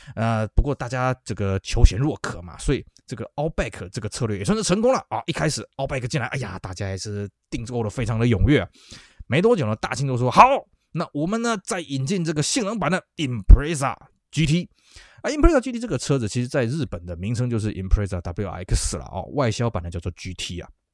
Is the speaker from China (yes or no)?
no; Taiwan; 那我们台湾这边呢